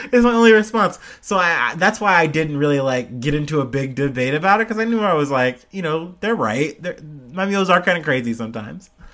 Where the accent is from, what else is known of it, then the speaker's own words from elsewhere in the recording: United States; as an American